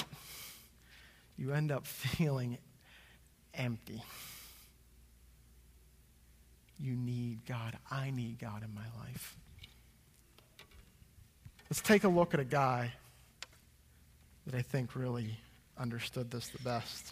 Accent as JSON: {"language": "English", "country": "United States", "said": "I'm an American"}